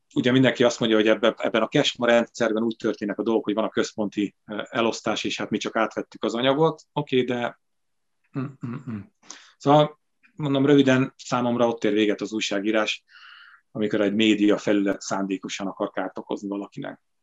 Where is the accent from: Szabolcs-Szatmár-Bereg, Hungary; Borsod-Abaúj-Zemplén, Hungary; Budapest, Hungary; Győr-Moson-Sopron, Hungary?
Borsod-Abaúj-Zemplén, Hungary; Sátoraljaújhely; moved away; én szülővárosomban, Sátrajóhéjen is